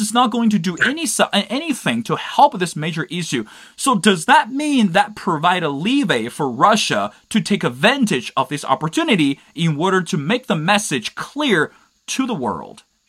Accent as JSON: {"language": "English", "country": "China", "said": "that will be my home country, China"}